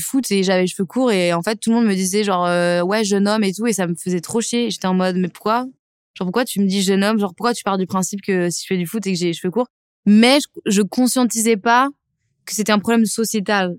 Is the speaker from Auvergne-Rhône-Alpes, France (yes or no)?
yes; Lyon, Auvergne-Rhône-Alpes, France; J'ai grandi en banlieue lyonnaise